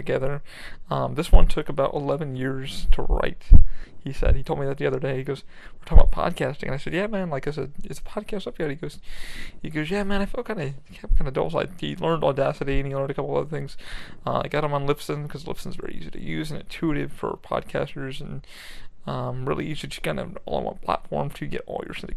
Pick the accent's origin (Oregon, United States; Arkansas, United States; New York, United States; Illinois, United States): New York, United States; I grew up in New York